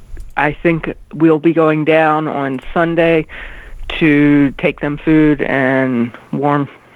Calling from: Derwood, Maryland, United States; Hi, Kenny. … in Durwood.

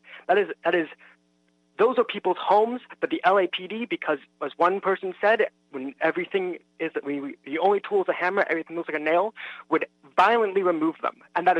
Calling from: Los Angeles, California, United States; I'm calling from the Adams-Normandy region of Los Angeles.

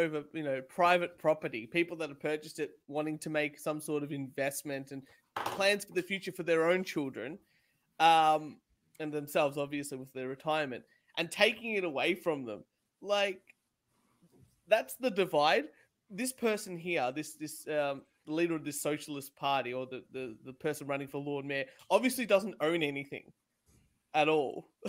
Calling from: Australia; We're watching here from Australia

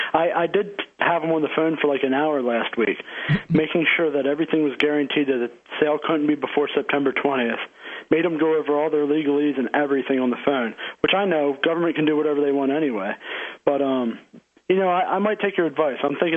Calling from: Harrisburg, Pennsylvania, United States; Actually, Harrisburg, the very capital.

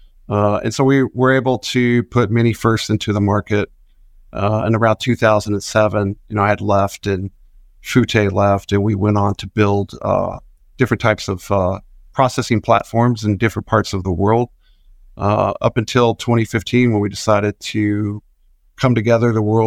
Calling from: Austin, Texas, United States; I'm calling in from Austin, Texas.

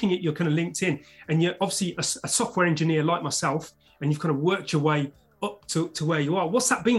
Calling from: London, United Kingdom

